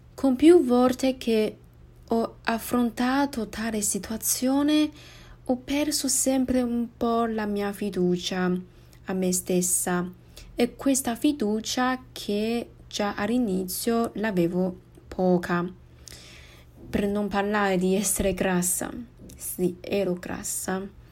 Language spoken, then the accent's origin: Italian; Taiwan; Italian is a second language; sono di Taiwan